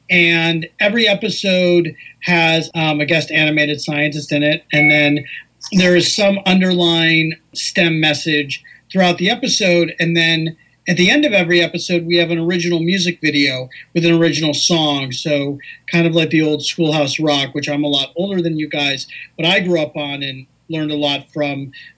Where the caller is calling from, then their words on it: Los Angeles, California, United States; I'm also in Los Angeles as well. So, we could have done this in person. I'm here in lovely, sunny Southern California.